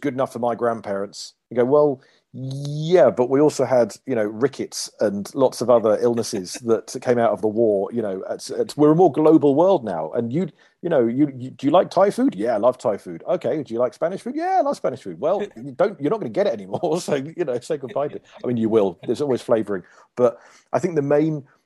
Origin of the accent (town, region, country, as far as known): United Kingdom